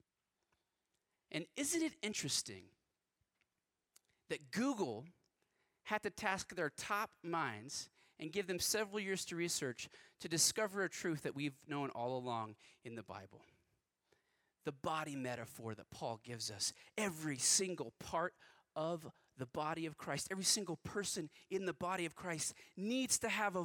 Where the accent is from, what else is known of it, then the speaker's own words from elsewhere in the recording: West Texas, United States; I grew up in West Texas